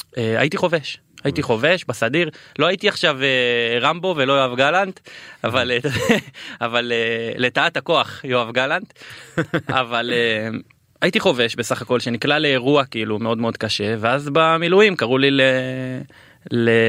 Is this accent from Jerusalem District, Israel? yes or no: no; Beersheba, Southern District, Israel; גדלתי אה, בשכונה אה, ד' שאז היא הייתה שכונה די קשה